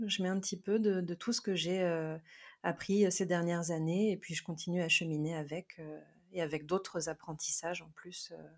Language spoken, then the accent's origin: French; France; also born or lived in South America; Je suis née euh, en Amérique du Sud, j'ai été adoptée et j'ai grandi dans une famille donc française